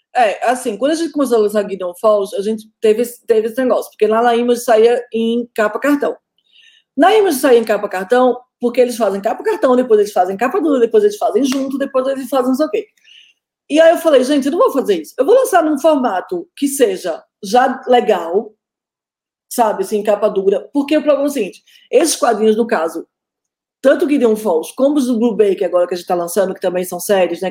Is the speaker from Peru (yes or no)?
no; Northeast Region, Brazil; eu sou nordestina